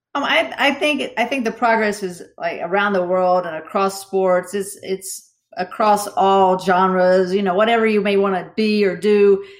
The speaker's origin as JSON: {"language": "English", "region": "Southern West Virginia", "country": "United States", "tie": "born or raised there", "said": "I grew up in Southern West Virginia"}